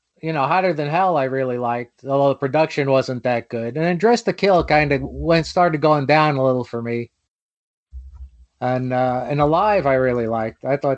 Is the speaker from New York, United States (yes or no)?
yes; Long Island, New York, United States; I was New York. I grew up on Long Island.